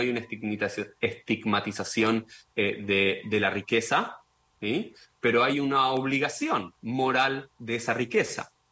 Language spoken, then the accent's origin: Spanish; Argentina; como judío, como argentino, como sionista